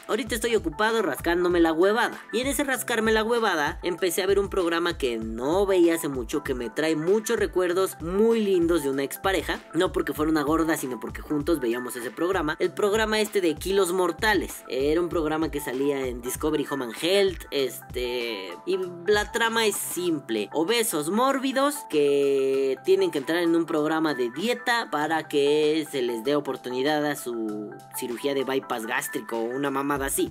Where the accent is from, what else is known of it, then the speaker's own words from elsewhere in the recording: Mexico City, Mexico; yo soy de Iztapalapa